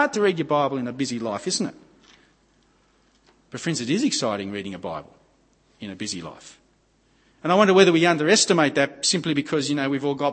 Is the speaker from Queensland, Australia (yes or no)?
no; Gosford, New South Wales, Australia; I grew up at Gosford on the Central Coast